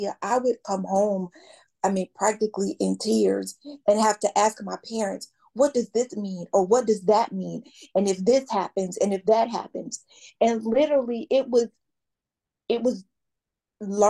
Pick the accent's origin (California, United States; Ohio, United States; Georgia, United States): Georgia, United States; Atlanta; I grew up in Atlanta.